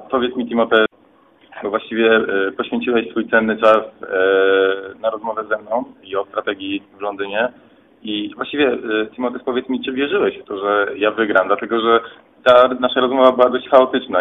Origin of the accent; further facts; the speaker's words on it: Katowice, Silesian Voivodeship, Poland; jestem obywatelem Polski, pochodzę z Katowic